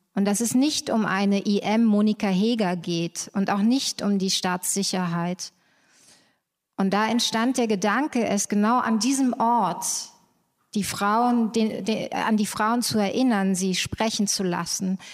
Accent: Germany; ich bin selber in der DDR groß geworden geboren und aufgewachsen

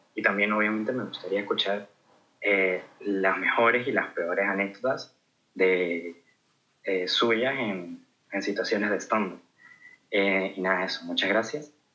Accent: Táchira, Venezuela; soy de Táchira.

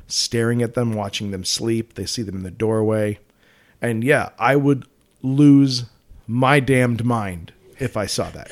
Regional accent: Colorado, United States; I'm from Colorado.

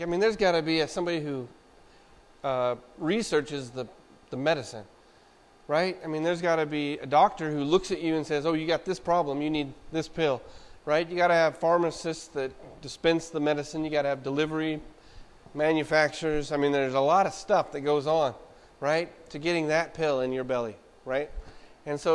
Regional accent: Wichita, Kansas, United States; I was born in Wichita, Kansas

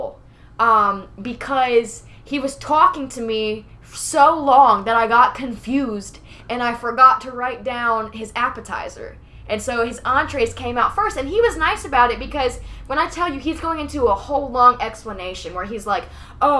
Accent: New Jersey, United States; moved away; I'm from Jersey

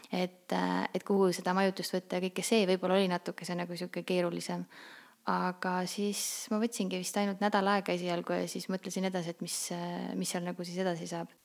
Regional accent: Saare County, Estonia; moved away as an adult; now in Tallinn, Estonia; mina olen pärit Saaremaalt. Äh, õppisin ma siis, äh, põhikooli õppisin maakoolis ja keskkooli läksin edasi Kuressaarde gümnaasiumisse

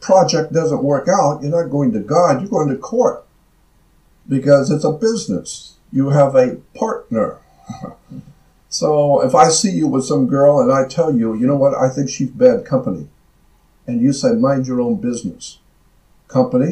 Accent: United States; as an American

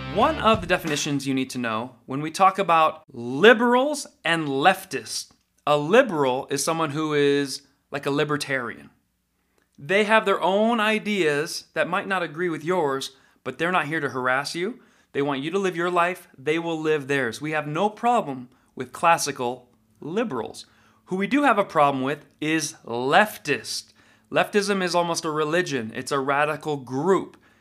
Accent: Nevada, United States; I'm from Nevada.

